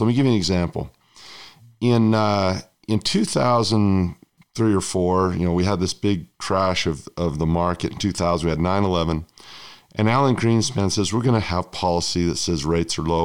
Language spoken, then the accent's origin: English; United States; my home country, the United States